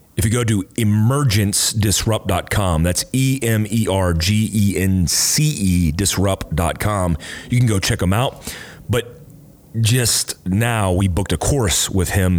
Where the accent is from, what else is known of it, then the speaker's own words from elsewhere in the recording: Fort Ord, California, United States; moved away; I was born in Cali at Fort Ord